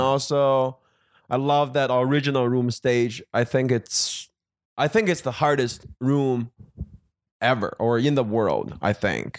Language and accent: English; Beijing, China; also born or lived in Milwaukee, Wisconsin; now in Los Angeles, United States; I am from, uh, Beijing, China